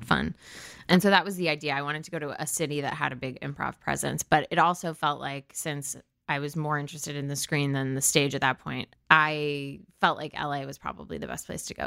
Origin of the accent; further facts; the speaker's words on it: New Canaan, Connecticut, United States; also born or lived in Stamford, Connecticut / Washington, D.C.; I was born in Stamford, Connecticut, but I was raised in New Canaan, Connecticut, with the exception of two years in Washington, D C